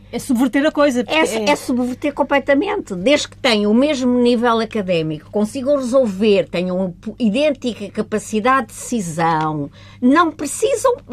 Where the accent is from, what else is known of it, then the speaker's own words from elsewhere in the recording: Évora, Alentejo, Portugal; born there; Sim, em Évora.